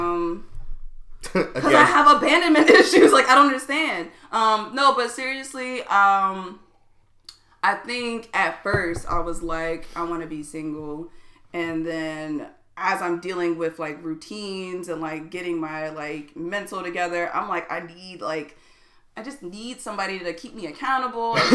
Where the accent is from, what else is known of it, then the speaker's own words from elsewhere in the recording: Maryland, United States; I'm from Maryland